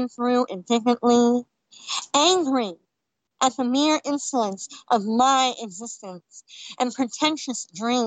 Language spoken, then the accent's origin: English; California, United States; I'm from California.